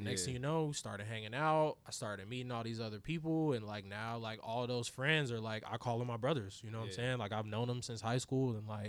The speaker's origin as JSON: {"language": "English", "town": "Raleigh", "region": "North Carolina", "country": "United States", "tie": "born or raised there", "also_born_or_lived": "Durham", "said": "Cause when I grew up in Raleigh, like I lived in Raleigh like my whole life, but I was born in Durham and I went to school in Durham up until I went to high school."}